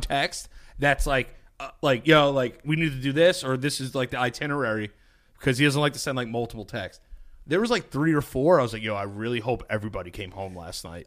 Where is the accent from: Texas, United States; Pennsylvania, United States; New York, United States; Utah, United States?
New York, United States; we're from New York.